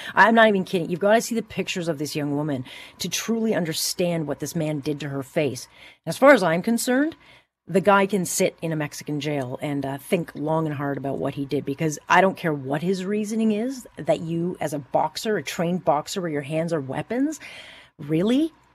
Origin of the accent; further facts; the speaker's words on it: Hamilton, Ontario, Canada; I was born and raised in Hamilton